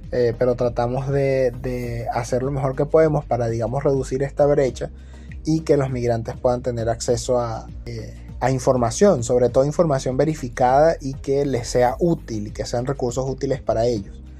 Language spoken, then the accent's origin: Spanish; Venezuela; now in Peru; ella y yo somos migrantes también, venezolanos estamos acá en Perú